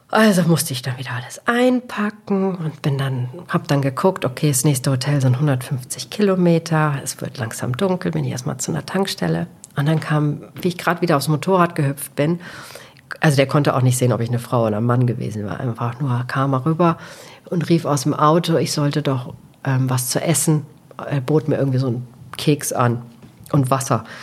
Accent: Portugal; jeder weiß, ich komme aus Portugal, aus Cristiano Ronaldo-Land.

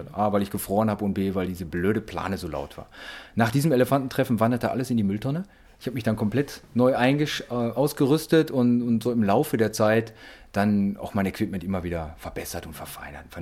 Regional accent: North Rhine-Westphalia, Germany; weil wir sind ja alle auf Kohle geboren hier aus dem Ruhrpott

